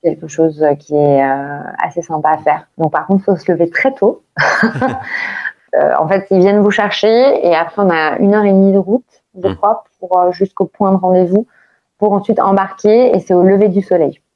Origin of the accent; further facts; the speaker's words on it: France; now in Dubai, United Arab Emirates; en tant que Français